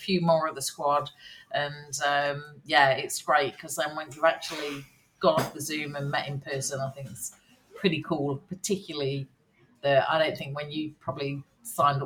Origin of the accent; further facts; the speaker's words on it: Nottingham, East Midlands, United Kingdom; We're going to be in my hometown. We're going to be doing it in Nottingham.